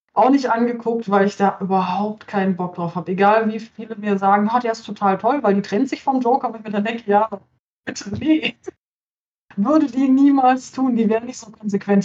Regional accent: Cologne-Bonn region, North Rhine-Westphalia, Germany; Ich komme aus der Köln-Bonner Region

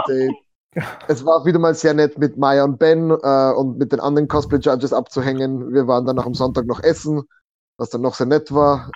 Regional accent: Austria; als Österreicher

